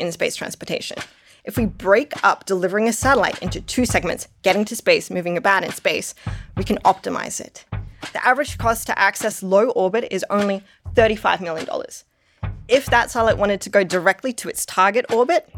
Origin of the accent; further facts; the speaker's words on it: Australia; now in Denver, United States; I'm Australian living in Denver